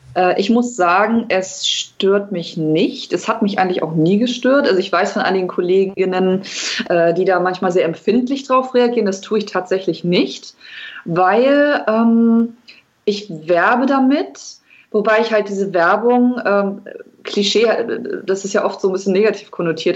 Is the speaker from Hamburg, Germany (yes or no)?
yes; Hamburg, Germany; ich komme aus Hamburg